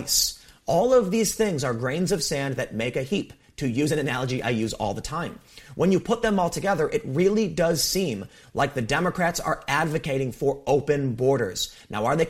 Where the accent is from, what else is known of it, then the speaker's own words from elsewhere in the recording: South Carolina, United States; my home state of South Carolina